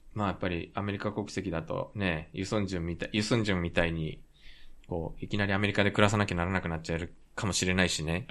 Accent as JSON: {"language": "Japanese", "country": "Japan", "tie": "born or raised there", "also_born_or_lived": "South Korea", "said": "日本生まれ、韓国在住経験あり、仕事でたまに聞きしている日本人"}